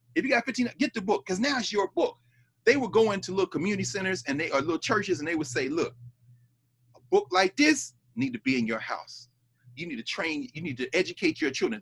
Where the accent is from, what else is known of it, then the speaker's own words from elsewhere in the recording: Tennessee, United States; Tennessee, my hometown